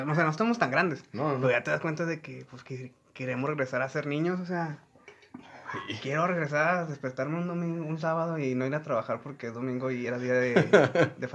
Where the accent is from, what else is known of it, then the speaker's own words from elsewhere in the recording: Lerdo, Durango, Mexico; así somos del Lerdo Durango de la Laguna, región Laguna